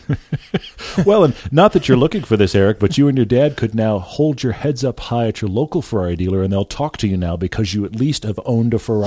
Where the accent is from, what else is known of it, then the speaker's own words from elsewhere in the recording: Texas, United States; I grew up in Texas